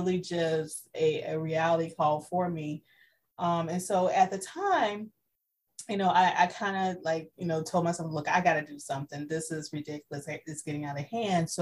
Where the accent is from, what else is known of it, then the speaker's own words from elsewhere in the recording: South Carolina, United States; moved away as an adult; now in Central Florida, United States; I am originally from South Carolina, moved to Florida to go to law school